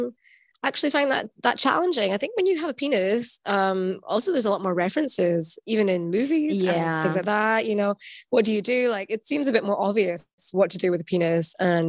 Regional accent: Scotland, United Kingdom; now in Berlin, Germany; I'm Scottish, but I'm based in Berlin.

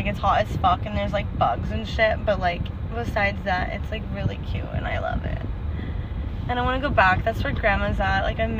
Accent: Massachusetts, United States; accent: Boston; I say with my Boston accent.

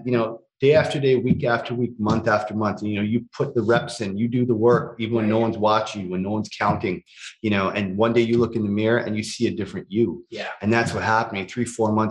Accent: Toronto, Ontario, Canada; growing up in Scarborough

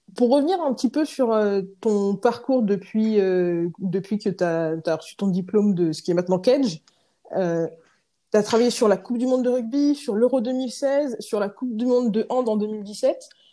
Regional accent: Rennes, Brittany, France; now in Paris, France; j'habite à Paris, je viens de Rennes.

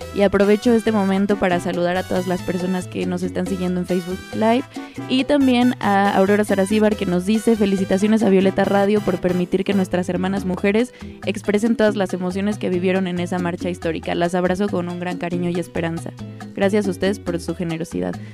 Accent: Mexico; now in Quebec, Canada; soy mexicana pero vivo en Quebec, Canadá

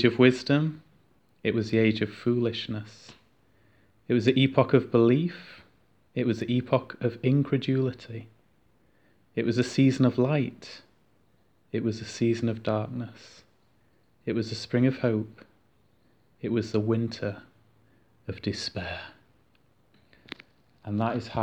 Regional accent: United Kingdom; us as British people culturally

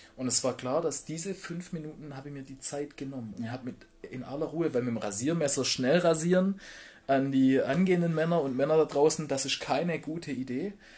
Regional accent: Black Forest, Baden-Württemberg, Germany; ich bin ähm, auf einem Dorf groß geworden im Schwarzwald.

